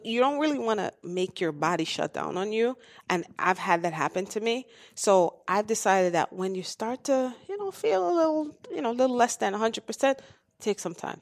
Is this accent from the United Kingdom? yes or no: no; Jamaica; I'm from Jamaica, so that's, that's home.